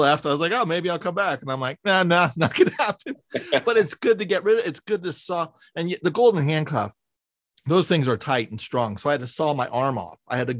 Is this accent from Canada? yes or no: no; San Francisco, California, United States; I'm from San Francisco, so I have very, and I grew up in the 80s and 90s